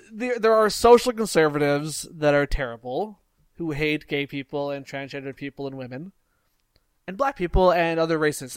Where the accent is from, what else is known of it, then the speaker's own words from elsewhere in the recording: Canada; I'm from Canada